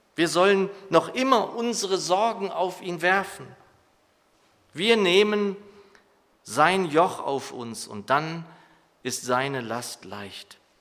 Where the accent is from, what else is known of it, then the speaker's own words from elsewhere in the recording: Germany; als Deutsche